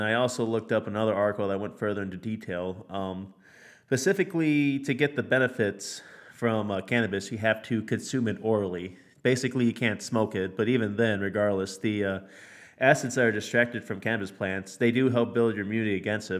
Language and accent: English; United States; I'm American